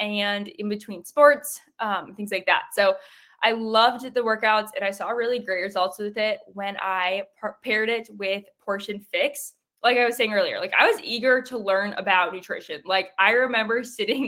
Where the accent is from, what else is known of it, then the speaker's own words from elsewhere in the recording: South Dakota, United States; I live in South Dakota. I've lived here my whole life.